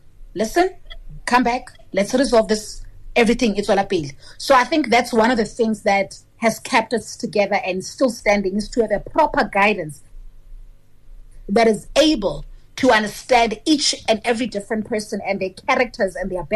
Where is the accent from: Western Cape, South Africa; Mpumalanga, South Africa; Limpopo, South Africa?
Limpopo, South Africa; we are from Limpopo or we are Venda speaking